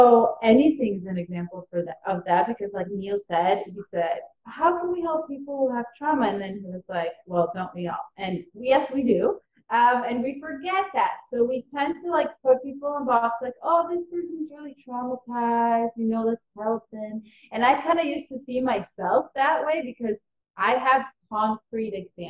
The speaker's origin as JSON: {"language": "English", "country": "Ukraine", "tie": "born there", "also_born_or_lived": "Israel", "moved": "yes", "said": "So I was born in Ukraine, and my family was always really into just finding the best life for themselves. And so they decided to move from Ukraine to Israel as soon as communism allowed it."}